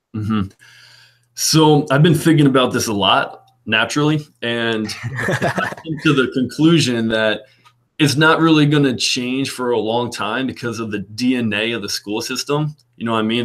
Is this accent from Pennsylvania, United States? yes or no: no; Peapack-Gladstone, New Jersey, United States; I grew up in Peapack, Gladstone, New Jersey